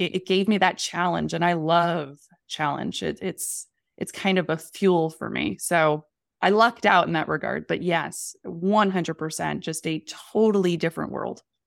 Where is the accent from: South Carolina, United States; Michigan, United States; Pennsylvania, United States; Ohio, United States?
Pennsylvania, United States; the Poconos; moved away as an adult; also born or lived in New York City; I grew up in the Poconos in Pennsylvania